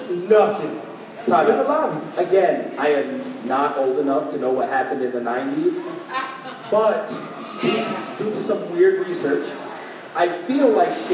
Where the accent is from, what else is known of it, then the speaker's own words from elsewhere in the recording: New York, United States; I mean, we're from New York. She went to plenty of Puerto Rican day parades.